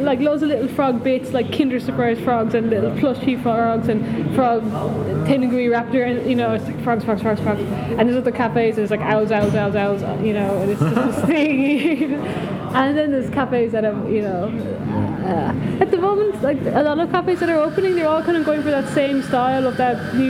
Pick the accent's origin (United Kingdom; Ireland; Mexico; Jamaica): Ireland; now in Kyoto, Japan; Ireland is mainly, you know, the cafes that are well known or established as cafes, a place to drink good coffee, are all specialty coffee.